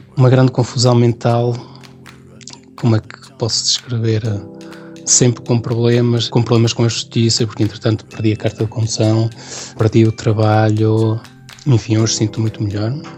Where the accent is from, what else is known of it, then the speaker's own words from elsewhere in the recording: Santa Marta de Penaguião, Vila Real District, Portugal; moved away as an adult; now in France; Sou da região do Douro, portanto sou de Santa Marta, de Paneguião, de, de uma aldeia chamada Fornelos